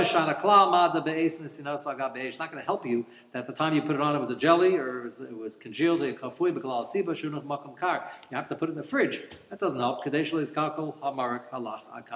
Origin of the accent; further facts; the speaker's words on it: United States; as I grew up in America